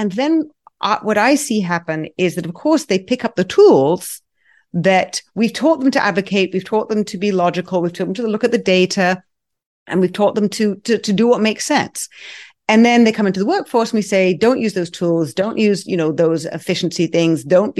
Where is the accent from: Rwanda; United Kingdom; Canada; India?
United Kingdom; England; now in United States; I grew up in England and, you know, therapy still isn't, you know, as acceptable as it is here in the US